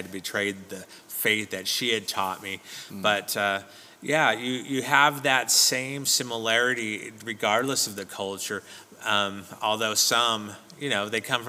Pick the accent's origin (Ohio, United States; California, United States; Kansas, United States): California, United States; Southern; I'm from Southern California, so I brought up with the Southern California culture